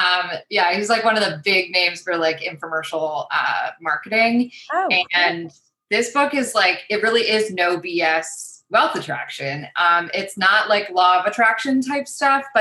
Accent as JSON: {"language": "English", "area": "suburb outside Toronto", "region": "Ontario", "country": "Canada", "tie": "born or raised there", "said": "I technically live in Toronto, mm-hmm. Ontario, Canada. Grew up in a suburb outside of the city. Spent my whole life there."}